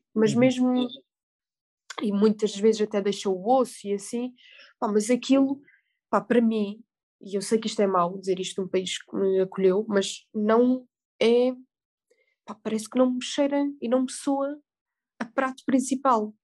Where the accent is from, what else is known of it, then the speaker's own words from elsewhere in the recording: Algarve, Portugal; moved away as an adult; also born or lived in Salzburg, Austria; sou do Algarve